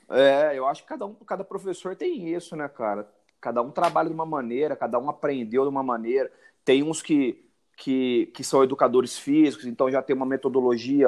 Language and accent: Portuguese; Ribeirão Preto, São Paulo, Brazil; sou de Ribeirão Preto